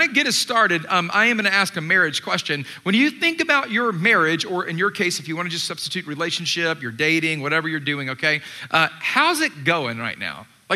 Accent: Atlanta, Georgia, United States; moved away; I grew up in Atlanta. I was born and raised there

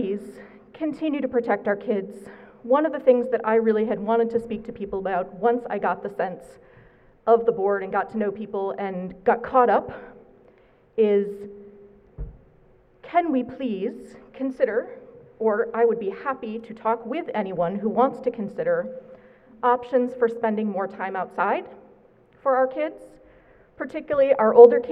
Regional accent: New England, United States; moved away; I'm from New England

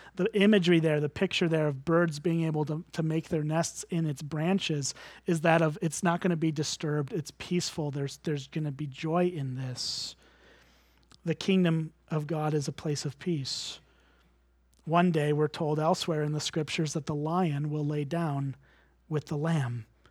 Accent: United States; as an American

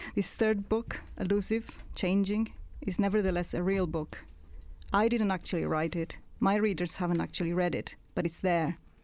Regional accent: Italy; accent: Italian; English is a second language; moved away; when I stopped writing in Italian, as you might have guessed from my accent, I'm not British

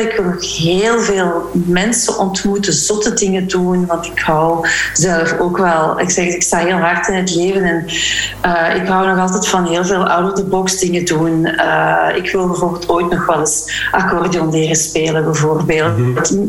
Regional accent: Flanders, Belgium; moved away as an adult; also born or lived in Leuven / Walloon Brabant; now in Brussels, Belgium; ik ben opgegroeid in Vlaanderen

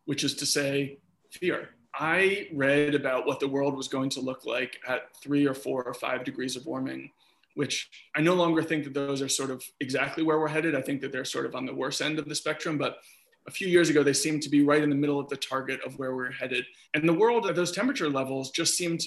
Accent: New York City, New York, United States; my brother and I, we grew up in Riverdale.

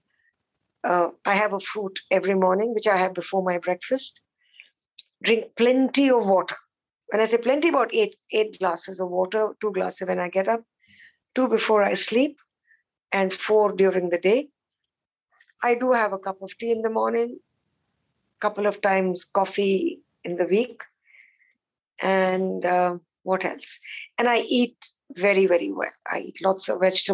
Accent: India; I'm Indian, unfortunately, we didn't learn Sanskrit as a language.

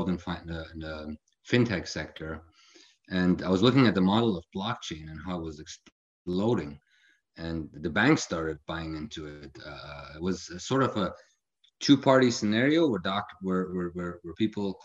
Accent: Frankfurt, Hesse, Germany; moved away as an adult; also born or lived in Illinois, United States; now in Palm Desert, United States; I grew up in Germany, mostly around Frankfurt area, where I went to high school

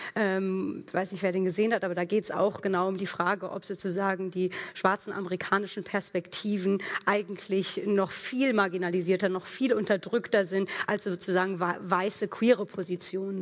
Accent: Germany; ich bin hier in Deutschland groß geworden

